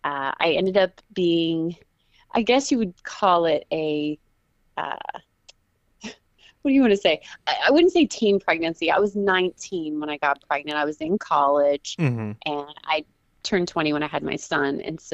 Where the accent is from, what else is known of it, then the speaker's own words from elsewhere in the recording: Houston, Texas, United States; also born or lived in Dallas Fort Worth, Texas / New Jersey; I grew up mainly in Texas, in the Houston area, and then our family migrated to the Dallas Fort Worth area and have been there ever since